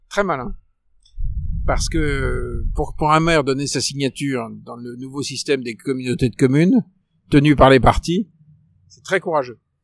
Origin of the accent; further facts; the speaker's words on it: Paris, Île-de-France, France; moi en tant que Parisien